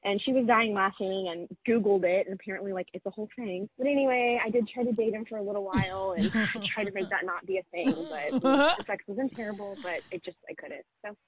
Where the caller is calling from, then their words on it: Houston, Texas, United States; Hi girls. … I'm from Houston, Texas.